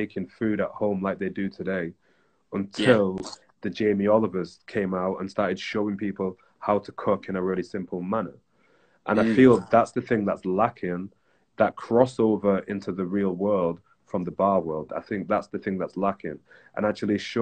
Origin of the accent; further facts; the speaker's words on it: Bury, North West England, United Kingdom; moved away; we're from Bury. I was like, yo, me too.